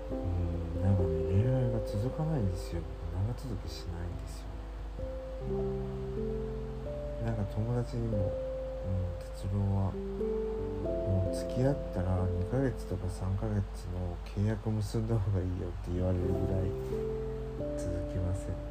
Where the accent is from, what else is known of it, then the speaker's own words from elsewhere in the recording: Kansai, Japan; moved away as an adult; 僕もともと関西出身じゃないですか